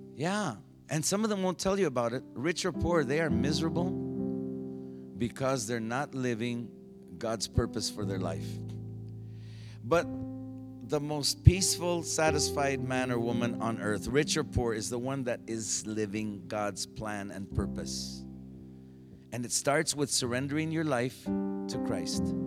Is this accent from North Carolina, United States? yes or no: no; Phoenix, Arizona, United States; I was from Phoenix